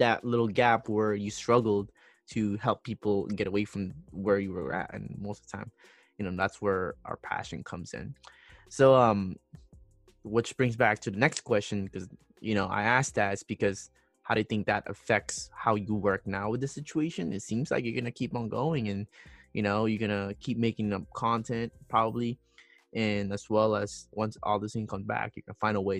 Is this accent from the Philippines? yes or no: yes; Philippines; first language Tagalog; English is a second language; moved away; I was born in Philippines and my firstborn language was Tagalog